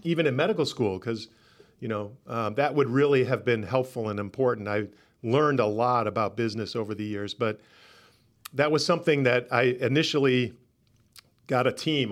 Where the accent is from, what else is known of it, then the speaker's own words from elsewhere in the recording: Rochester, New York, United States; moved away; also born or lived in Atlanta; I'm originally from Rochester, New York